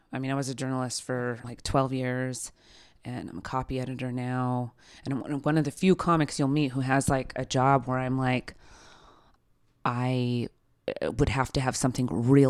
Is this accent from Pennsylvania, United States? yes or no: no; Utah, United States; I grew up in Utah.